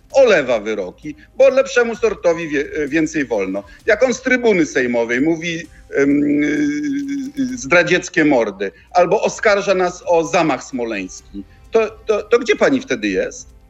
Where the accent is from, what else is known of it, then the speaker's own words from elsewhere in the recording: Bydgoszcz, Kuyavian-Pomeranian Voivodeship, Poland; jestem chłopakiem z podwórka z Bydgoszczy